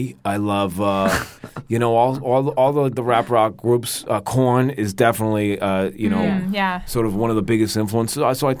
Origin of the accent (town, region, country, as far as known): Staten Island, New York, United States